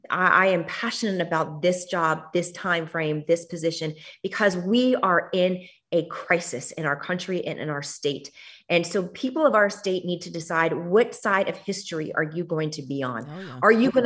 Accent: Miami, Florida, United States; born or raised there

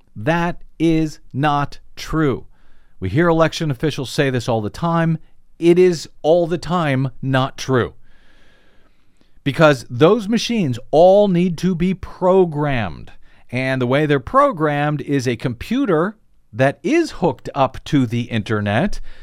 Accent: St. Louis, Missouri, United States; moved away; my old home, uh, town of Saint Louis, Saint Louis County, Missouri

